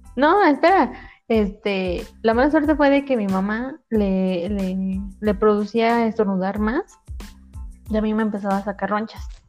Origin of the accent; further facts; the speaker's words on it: Toluca, State of Mexico, Mexico; yo soy de Toluca